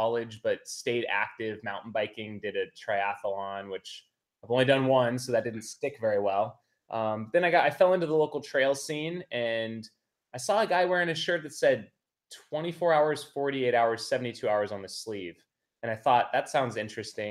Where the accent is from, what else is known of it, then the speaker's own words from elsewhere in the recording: Phoenix, Arizona, United States; I grew up in Phoenix, Arizona